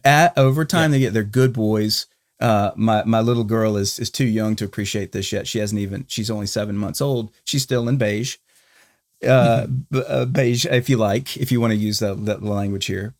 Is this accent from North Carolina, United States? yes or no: yes; Charlotte, North Carolina, United States; now in Texas, United States; My hometown of Charlotte